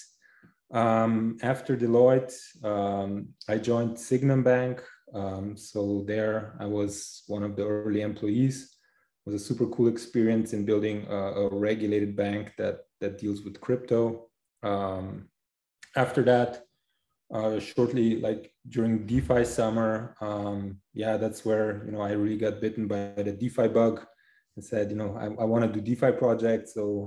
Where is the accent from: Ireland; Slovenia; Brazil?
Slovenia; now in Zurich, Switzerland; originally I'm from Slovenia. Right now I'm living in Zurich, Switzerland.